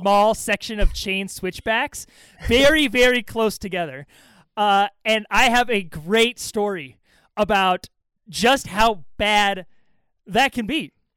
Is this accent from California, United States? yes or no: yes; Southern California, United States; growing up in Southern California like me